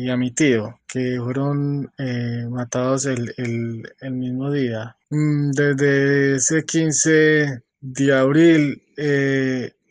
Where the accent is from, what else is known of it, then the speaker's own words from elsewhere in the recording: Colombia; moved away as an adult; now in White Plains, United States; Yo salí de Colombia porque eh, por amenazas en el mes de, diciembre del 2015 intentaron eh, robarme y, apuñalarme, ¿cierto?